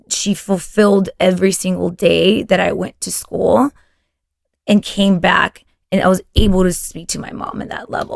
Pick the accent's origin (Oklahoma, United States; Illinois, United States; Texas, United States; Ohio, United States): Texas, United States; first language Spanish; English is a second language; growing up in Texas and, and whatnot, you kind of lose your Spanish